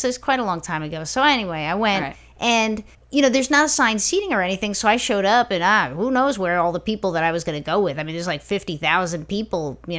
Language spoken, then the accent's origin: English; New York, United States; You know, I'm from New York.